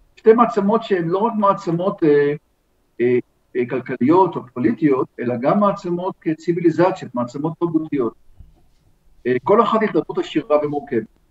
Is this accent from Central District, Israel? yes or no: yes; Ramot HaShavim, Central District, Israel; גדלנו ביחד ברמות השבים